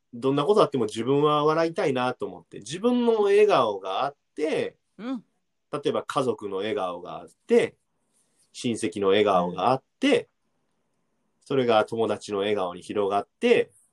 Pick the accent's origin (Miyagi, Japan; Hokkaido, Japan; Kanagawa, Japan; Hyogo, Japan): Hyogo, Japan; Amagasaki; 尼崎、兵庫県の尼崎出身なんですけど